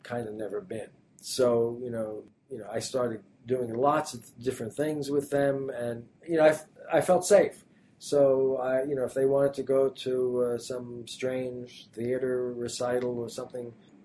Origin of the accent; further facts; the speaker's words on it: New York City, New York, United States; also born or lived in Manhattan; I grew up in Brooklyn